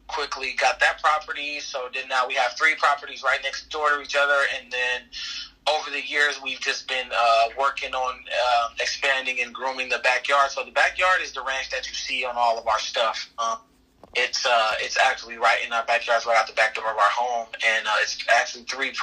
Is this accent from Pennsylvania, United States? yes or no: no; Compton, California, United States; we grew up in Compton